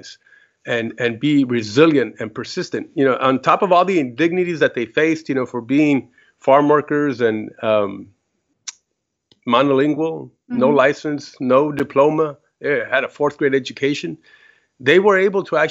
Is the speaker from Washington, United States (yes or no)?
yes; Toppenish, Washington, United States; moved away as an adult; also born or lived in California / Garza González, Nuevo León, Mexico; now in McAllen, United States; I was able to go to college and get a law enforcement career as a police officer in the city where I grew up in Toppenish, Washington.